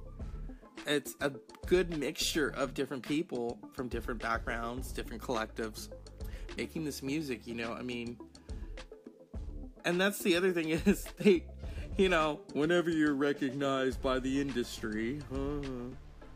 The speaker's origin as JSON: {"language": "English", "region": "Northern California", "country": "United States", "said": "I'm from Northern California"}